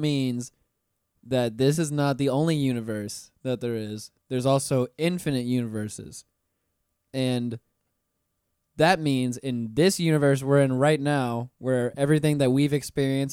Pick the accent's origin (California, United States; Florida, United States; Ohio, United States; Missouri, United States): Florida, United States; Pensacola; now in Orlando, United States; Florida born and raised